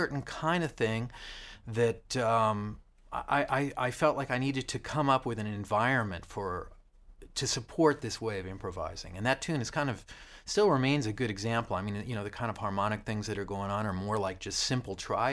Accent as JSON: {"language": "English", "region": "a country town in the middle of Missouri", "country": "United States", "tie": "born or raised there", "said": "I came from a country town out in the middle of Missouri"}